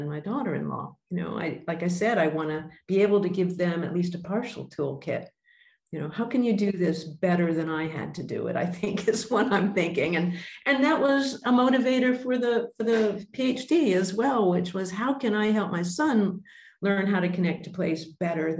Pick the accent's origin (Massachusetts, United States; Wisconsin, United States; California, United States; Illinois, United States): Massachusetts, United States; Boston; moved away as an adult; also born or lived in Indonesia; now in Australia; I was born in Boston